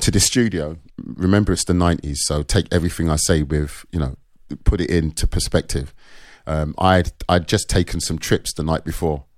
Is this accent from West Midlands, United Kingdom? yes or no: no; London, United Kingdom; I was born in North London, Caledonian Road